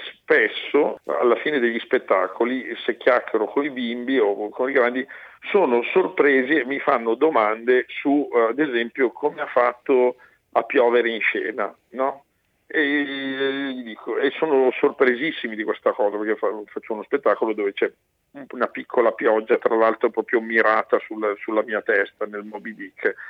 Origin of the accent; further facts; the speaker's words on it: Brianza, Lombardy, Italy; io sono Brianzolo, è una terra di mobilieri